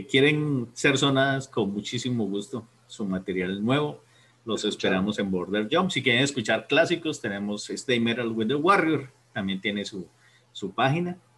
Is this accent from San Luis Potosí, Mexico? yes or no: yes; San Luis Potosí, Mexico; Sí, sí, sí. No, en San Luis Potosí.